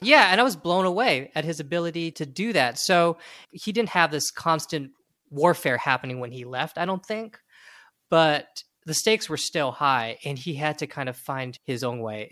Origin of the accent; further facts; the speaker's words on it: United States; speaking as an American